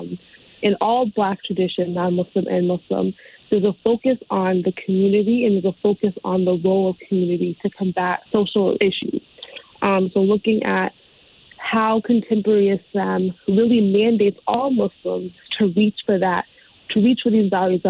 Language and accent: English; Connecticut, United States; So I was born and raised in Connecticut. I've always lived like kind of around the Hartford county area